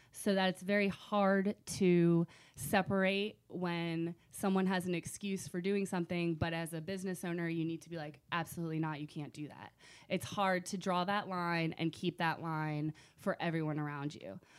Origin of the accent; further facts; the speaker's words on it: Virginia Beach, Virginia, United States; also born or lived in Rochester, New York / North Carolina; now in Richmond, United States; I grew up in Virginia Beach. Um, loved it when I was, since I was four till about twenty-two